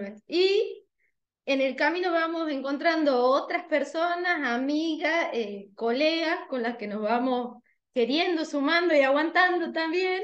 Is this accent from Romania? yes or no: no; Tucumán, Argentina; como buena tucumana, me comí la S de jueves